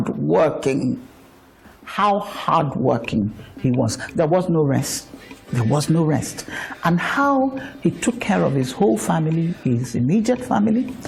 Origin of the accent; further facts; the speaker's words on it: Port Harcourt, Rivers State, Nigeria; I was born and raised in Port Harcourt, so it's my area.